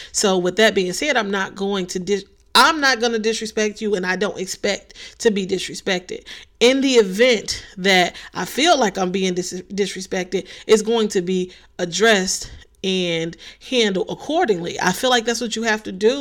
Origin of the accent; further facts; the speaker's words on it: Chicago, Illinois, United States; I'm from the city of Chicago